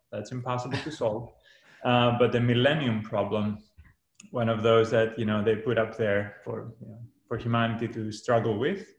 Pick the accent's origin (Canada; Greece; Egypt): Greece; moved away as an adult; now in California, United States; I grew up in Greece.